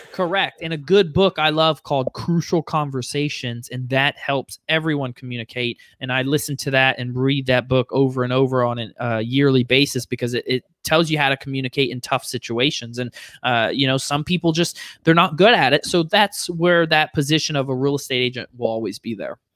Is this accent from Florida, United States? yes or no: yes; Fort Lauderdale and Orlando, Florida, United States; now in Charlotte, United States; grew up in Fort Lauderdale and Orlando